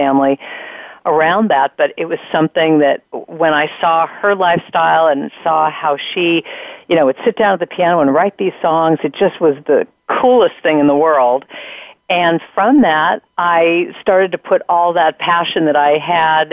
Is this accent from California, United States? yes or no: yes; Los Angeles, California, United States; I grew up in Southern California. I live up in Northern California now. But I grew up in Hollywood